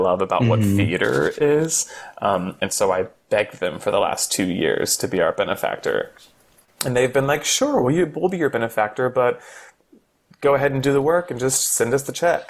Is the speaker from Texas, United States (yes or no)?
yes; Texas, United States; We grew up together in Texas